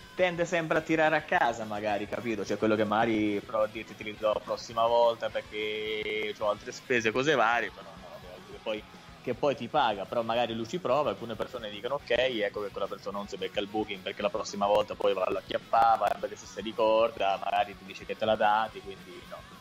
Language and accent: Italian; Italy